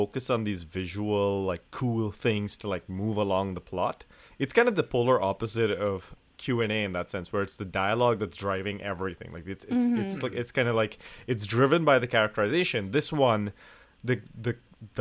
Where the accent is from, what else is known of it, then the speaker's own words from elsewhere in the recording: India; moved away; a person originally from India